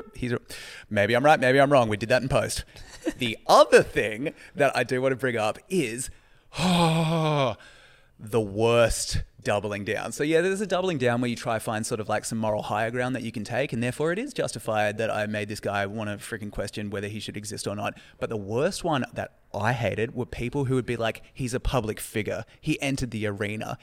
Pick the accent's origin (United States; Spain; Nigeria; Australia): Australia; my cultural experience as an Australian